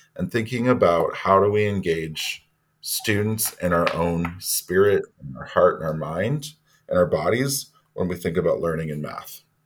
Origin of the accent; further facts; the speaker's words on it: Ontario, Canada; now in Toronto, Canada; I'm Métis from Ontario and French. I am currently centrally assigned vice principal, Indigenous Education, with the Urban Indigenous Education Center at Toronto District School Board. I live in Toronto. Uh, I wasn't born here, but I've lived here for 30 years